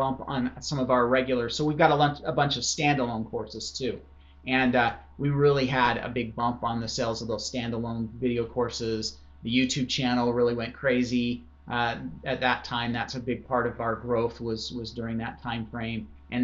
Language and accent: English; Idaho, United States; I grew up in Idaho